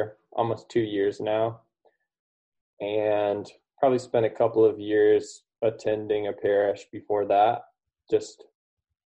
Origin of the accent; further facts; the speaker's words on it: United States; growing up in the United States and in the West